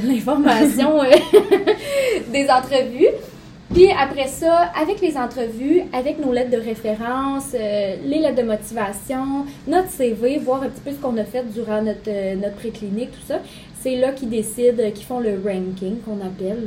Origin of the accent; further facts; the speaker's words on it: Saguenay, Quebec, Canada; now in Quebec City, Canada; ma famille n'est plus au Saguenay